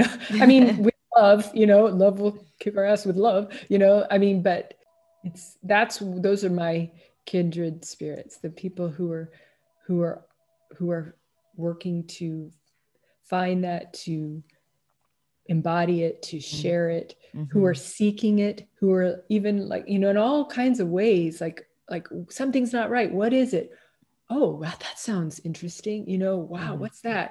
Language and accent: English; Kansas City, Missouri, United States; moved away as an adult; also born or lived in Washington, District of Columbia, United States / Tucson, Arizona / Miami, Florida / Southern Maine; now in Los Angeles, United States; I grew up in Kansas City, Missouri, Midwest, then went out to DC for school, for university, and transferred out to Tucson, Arizona